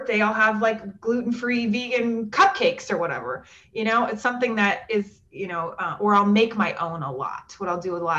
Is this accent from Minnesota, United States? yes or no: yes; Minnesota, United States; moved away; also born or lived in the South; I grew up in Minnesota